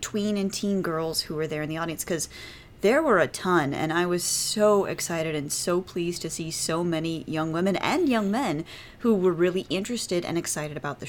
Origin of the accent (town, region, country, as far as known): United States